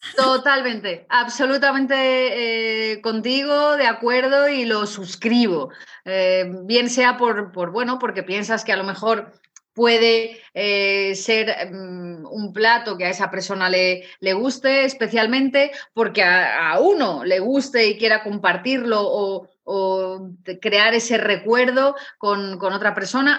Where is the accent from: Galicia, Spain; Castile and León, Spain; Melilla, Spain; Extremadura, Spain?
Castile and León, Spain; León; yo soy de origen de León, yo nací en León